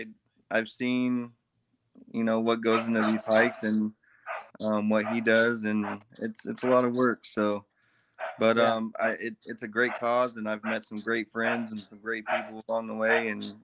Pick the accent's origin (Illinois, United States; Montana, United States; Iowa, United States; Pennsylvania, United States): Iowa, United States; Des Moines; since I'm from Des Moines